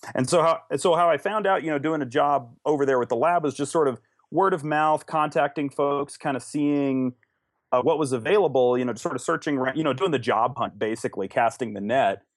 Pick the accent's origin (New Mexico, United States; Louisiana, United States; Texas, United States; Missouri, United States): New Mexico, United States; Los Alamos; I was born and raised in Los Alamos